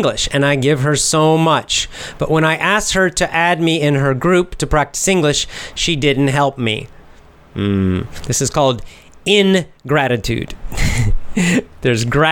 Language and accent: English; United States; I'm American